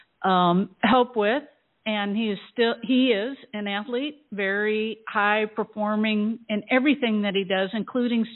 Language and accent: English; Iowa, United States; now in Sarasota, United States; I grew up in Iowa, and my father was a Marine